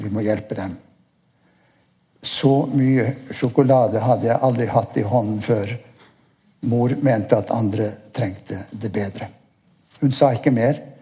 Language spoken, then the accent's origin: Norwegian; Nordkapp, Finnmark, Norway; Jeg er født i Nordkapp